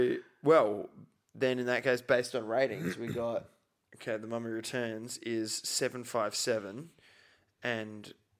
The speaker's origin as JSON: {"language": "English", "country": "Australia", "said": "we're from Australia."}